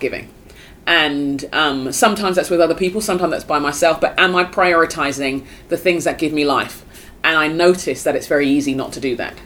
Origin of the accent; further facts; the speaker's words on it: United Kingdom; as a Brit